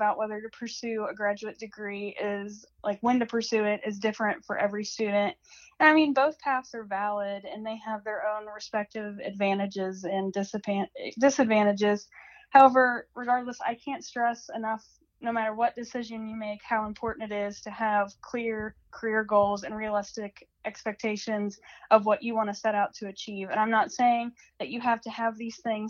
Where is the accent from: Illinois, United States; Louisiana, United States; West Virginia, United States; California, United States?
West Virginia, United States; Hancock County; my hometown is in Hancock County, West Virginia